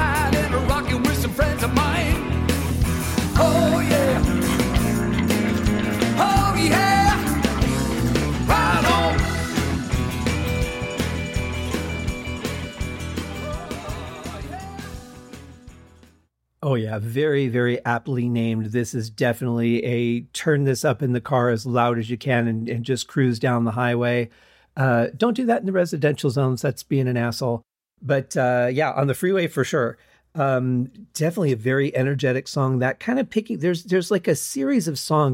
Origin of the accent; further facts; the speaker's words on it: United States; I'm coming from America.